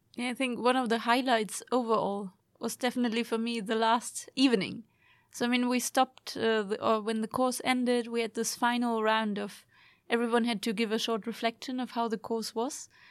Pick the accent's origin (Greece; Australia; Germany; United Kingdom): Germany; now in Sweden; I'm from Germany, but also, I mean, going, living here in Sweden